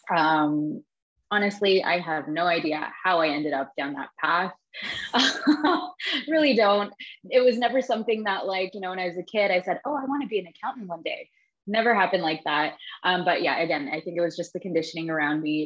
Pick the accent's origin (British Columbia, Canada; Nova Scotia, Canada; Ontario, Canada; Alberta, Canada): Ontario, Canada; Toronto; now in Barcelona, Spain; I'm originally from Toronto, Canada, but I'm currently living in Barcelona with my husband and my four year old daughter